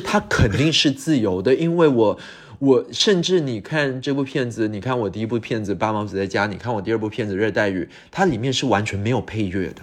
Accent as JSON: {"language": "Chinese", "country": "Singapore", "tie": "born or raised there", "also_born_or_lived": "United Kingdom", "first_language": "English", "second_language": "Chinese", "moved": "as an adult", "said": "我自己在新加坡长大，后面又去了英国深造，在英国待了十五年的时间"}